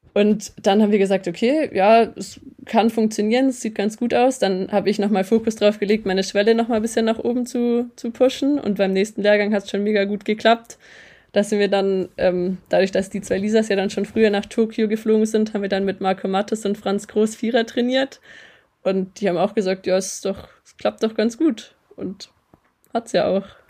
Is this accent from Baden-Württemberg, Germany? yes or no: yes; Metzingen, Baden-Württemberg, Germany; also born or lived in Eningen; ich bin geboren in Metzingen